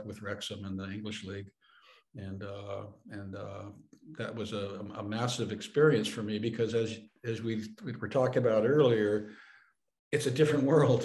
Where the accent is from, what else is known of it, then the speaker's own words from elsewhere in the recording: San Francisco, California, United States; I grew up in San Francisco, which is, you know, like New York, Chicago, and other cosmopolitan areas